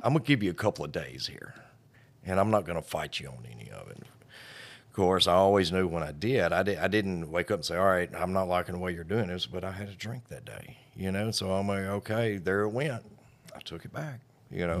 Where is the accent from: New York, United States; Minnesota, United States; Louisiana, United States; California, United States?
Louisiana, United States; Blanchard; I'm from Blanchard